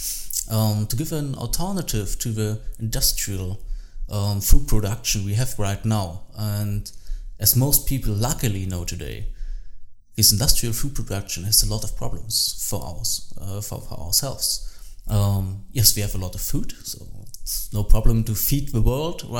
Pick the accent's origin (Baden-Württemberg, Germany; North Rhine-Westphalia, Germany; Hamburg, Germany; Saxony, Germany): Saxony, Germany; English is a second language; also born or lived in Berlin; now in Dresden, Germany; I grew up in Saxony in Germany